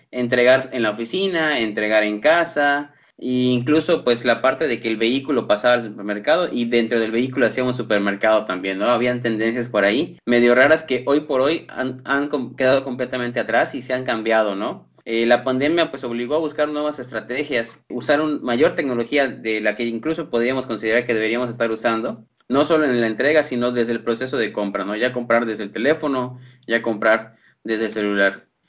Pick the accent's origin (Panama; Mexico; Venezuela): Mexico